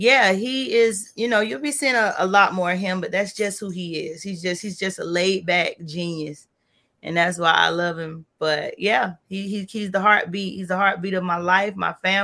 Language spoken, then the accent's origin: English; Florida, United States; I was born and raised in Florida